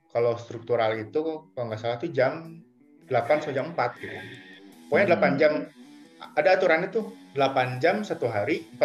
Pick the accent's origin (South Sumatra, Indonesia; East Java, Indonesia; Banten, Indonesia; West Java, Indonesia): West Java, Indonesia; Cimahi; Dulu saya nggak pernah bilang saya dari Bandung, saya dari Cimahi.